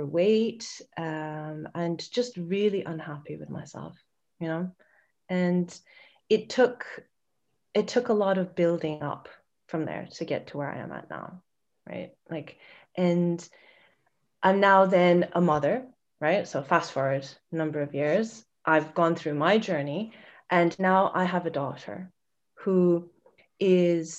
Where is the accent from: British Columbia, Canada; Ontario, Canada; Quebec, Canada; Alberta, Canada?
British Columbia, Canada; Vancouver; I'm from Vancouver.